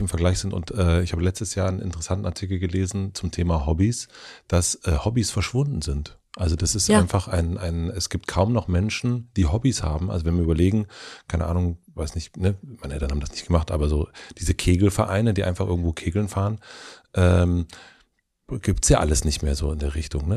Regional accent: Brandenburg, Germany; da wo ich herkomme, also äh, Brandenburg

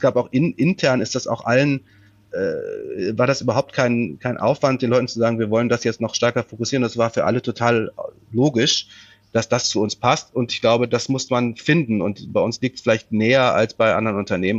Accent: Rhineland, Germany; moved away; wenn ich zu meinen Eltern fahre im äh, Rheinland

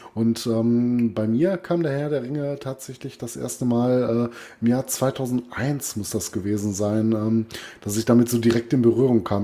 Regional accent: Duisburg, North Rhine-Westphalia, Germany; also born or lived in Essen; ich komme gebürtig aus Duisburg

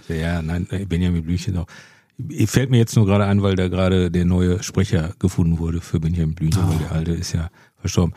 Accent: Bochum, North Rhine-Westphalia, Germany; also born or lived in Mülheim an der Ruhr; ich komme ja aus Bochum

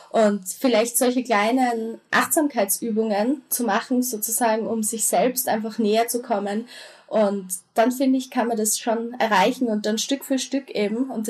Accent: Austria; also von der Grundschule ähm, in die weiterführende Schule, gleich in die Unterstufe bei uns in Österreich

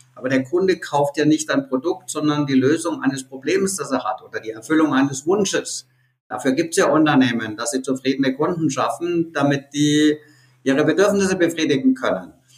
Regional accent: Nuremberg, Bavaria, Germany; ein interessanter Exportartikel, den meine Heimatstadt hat

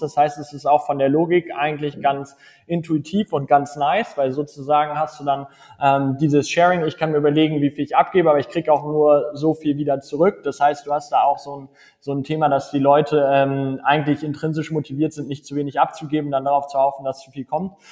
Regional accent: Hamburg, Germany; moved away as an adult; also born or lived in Munich; now in Berlin, Germany; ich komme ursprünglich aus Hamburg

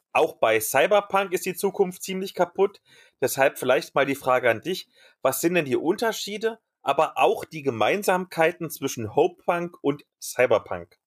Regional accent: East Germany, Germany; als Ossi-Kind

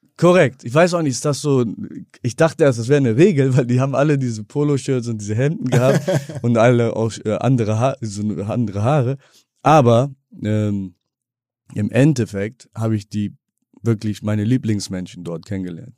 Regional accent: Bremen, Germany; moved away as an adult; Ja, ich bin Bremer. Bin auch, gut, ich lebe seit knapp 19 Jahren nicht mehr in Bremen

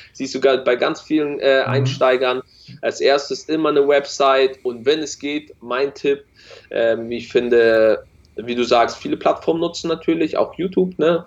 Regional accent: Hamburg, Germany; bei uns in Hamburg

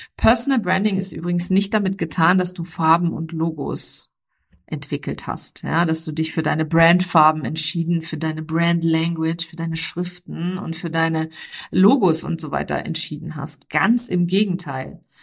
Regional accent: Germany; also born or lived in near London, United Kingdom; bei uns in Deutschland

